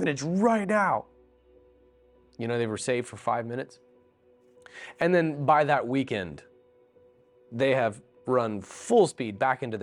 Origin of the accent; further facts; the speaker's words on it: Florida, United States; now in Seattle, United States; I grew up in Florida, get over 100 degrees for multiple days on end